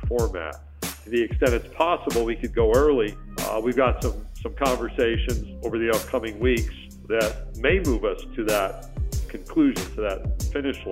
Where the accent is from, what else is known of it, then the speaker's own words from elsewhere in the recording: Skaneateles, New York, United States; moved away; I was born and raised in Central New York, so I grew up about 20 miles from campus towards the west, outside a little town called Skinny Atlas